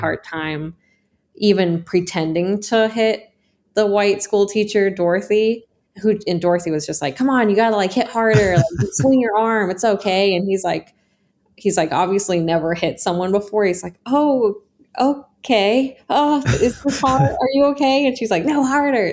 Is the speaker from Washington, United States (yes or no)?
yes; Snoqualmie, Washington, United States; moved away as an adult; also born or lived in Seattle, Washington; now in Portland, United States; I grew up in Snoqualmie, Washington, and that is a very white town